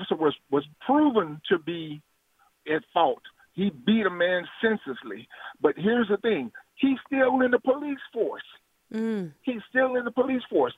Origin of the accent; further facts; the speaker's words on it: Louisiana, United States; I grew up in the down south in Louisiana. I'm from Louisiana